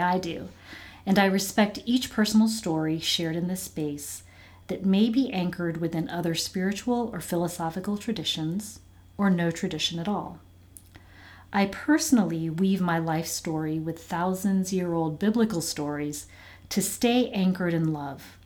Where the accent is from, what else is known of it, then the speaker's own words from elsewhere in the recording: Virginia Beach, Virginia, United States; moved away as an adult; also born or lived in Hawaii; now in Bridgewater, United States; I was born in Hawaii and grew up in Virginia Beach